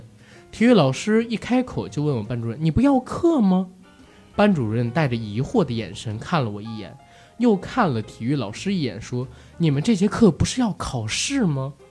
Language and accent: Chinese; Beijing, China; also born or lived in Shandong; 因为从小在北京长大，在老家呢没待几年，所以山东话讲的不是很好。